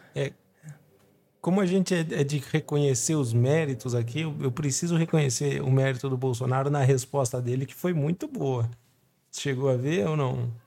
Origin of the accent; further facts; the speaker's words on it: Brazil; Eu, como brasileiro